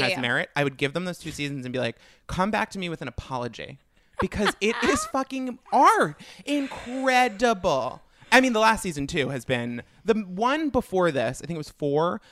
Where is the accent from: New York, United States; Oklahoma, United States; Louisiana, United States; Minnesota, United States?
New York, United States; Long Island; I'm from Long Island